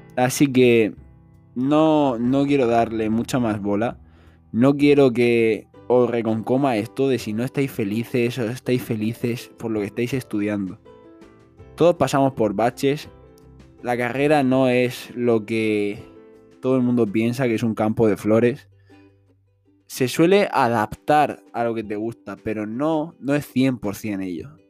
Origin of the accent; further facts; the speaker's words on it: Spain; en mi país, que es España